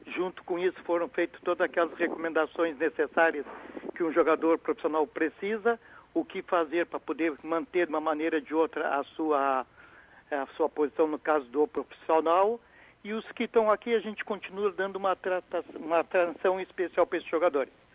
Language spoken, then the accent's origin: Portuguese; Rio Grande, Rio Grande do Sul, Brazil; como brasileiro e como Rio Grandino